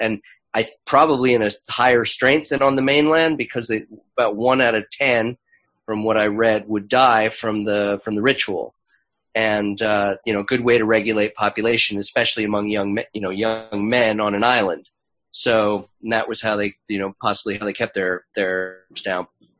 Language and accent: English; Los Angeles, California, United States; where I grew up in Los Angeles